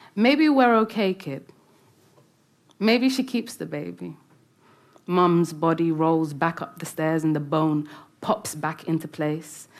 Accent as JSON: {"language": "English", "region": "London", "country": "United Kingdom", "tie": "born or raised there", "said": "It's where I had my first kiss and where all my friends and you know first heartbreak. Everything happened in London."}